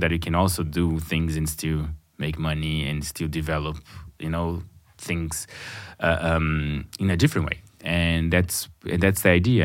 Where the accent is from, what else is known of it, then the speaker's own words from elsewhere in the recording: Brazil; first language Portuguese; English is a second language; moved away as an adult; now in Berlin, Germany; I come from Brazil, but being living outside for a, for quite a while um, uh, living in Berlin for 14 years